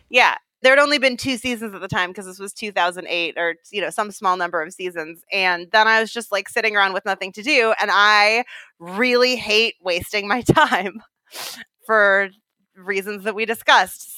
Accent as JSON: {"language": "English", "area": "Bay Area", "region": "California", "country": "United States", "tie": "born or raised there", "also_born_or_lived": "New York / Sub-Saharan Africa", "moved": "as an adult", "said": "I grew up in the Bay Area"}